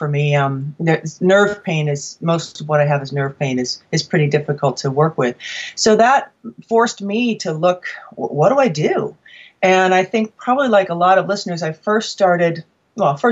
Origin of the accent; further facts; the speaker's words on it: New England, United States; I'm from New England